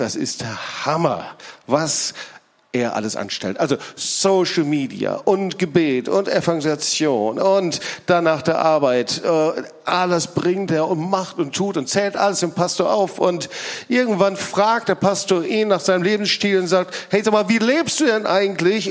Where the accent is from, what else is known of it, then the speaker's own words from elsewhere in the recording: Lüdenscheid, North Rhine-Westphalia, Germany; moved away; ich komme aus Lüdenscheid, Altna ist direkt die nächste Stadt